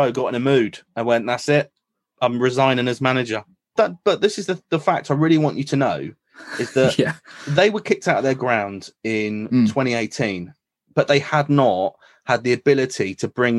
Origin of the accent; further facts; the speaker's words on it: Newbury, South East England, United Kingdom; Newbury, where I grew up